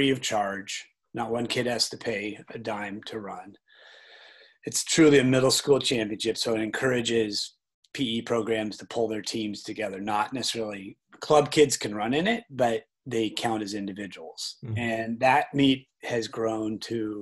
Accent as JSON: {"language": "English", "town": "Portland", "region": "Oregon", "country": "United States", "tie": "born or raised there", "said": "I grew up in Portland, and actually as a age group runner ran for the Portland Track Club"}